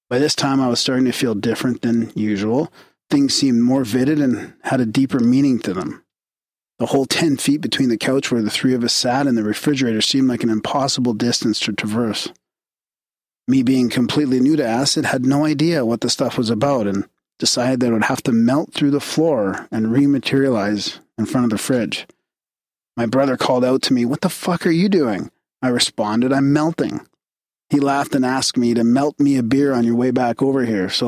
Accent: Boulder Creek, California, United States; Growing up in Boulder Creek, California is full of risks that a city dweller wouldn't encounter

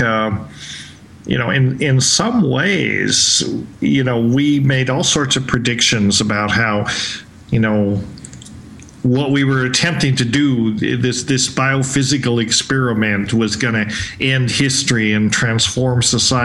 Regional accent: Colorado, United States; moved away as an adult; also born or lived in Hawaii / Vancouver; I grew up in Colorado

